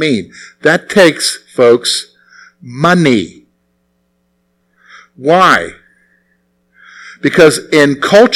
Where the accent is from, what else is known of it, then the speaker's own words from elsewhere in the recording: United States; I'm an American